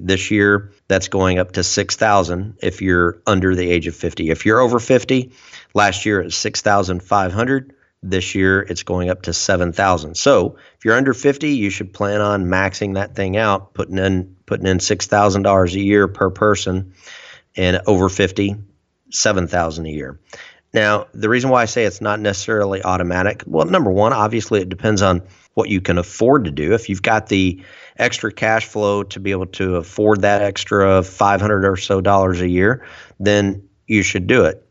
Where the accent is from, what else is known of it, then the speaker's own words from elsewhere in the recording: United States; we as American citizens, average everyday Americans